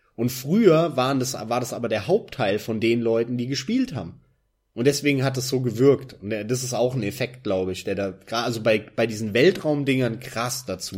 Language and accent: German; Germany; als Deutscher im PC-Land Deutschland